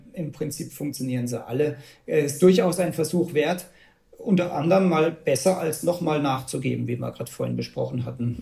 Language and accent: German; Bavaria, Germany; bei uns in Bayern